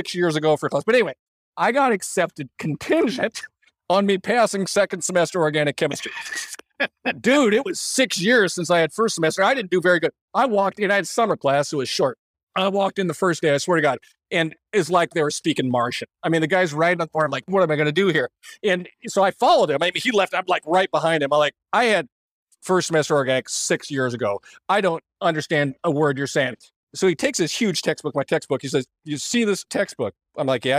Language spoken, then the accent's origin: English; Iowa, United States; moved away as an adult; also born or lived in Nebraska / Kansas / Texas / Minnesota; I grew up in Iowa, the rest of the capital world